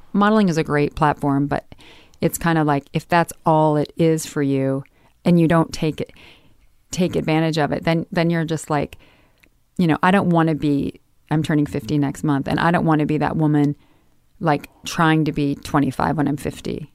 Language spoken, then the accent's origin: English; Midwest, United States; moved away; growing up in the Midwest